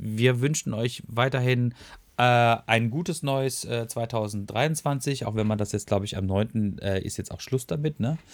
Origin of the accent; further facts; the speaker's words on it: Freiburg, Baden-Württemberg, Germany; moved away; ich bin auch gebürtiger Freiburger